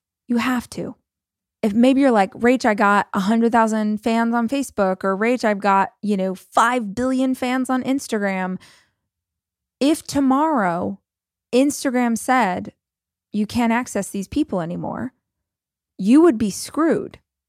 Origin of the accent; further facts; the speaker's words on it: Oklahoma City, Oklahoma, United States; And I sell it in my hometown of Oklahoma City and this is what I do.